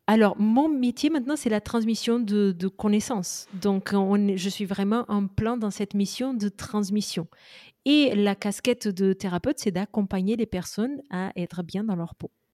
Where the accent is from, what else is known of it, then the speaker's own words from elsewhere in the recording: Portugal; je suis portugaise aux origines indiennes